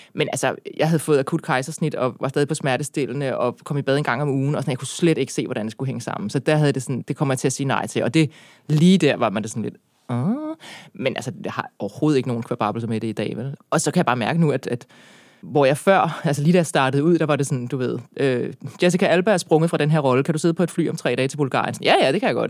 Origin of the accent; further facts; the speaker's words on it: Birkerød, Capital Region of Denmark, Denmark; jeg er opvokset i Birkerød